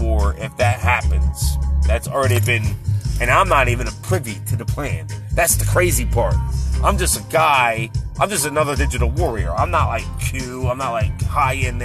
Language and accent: English; United States; This is my homeland. This is where I was born. I'm an American.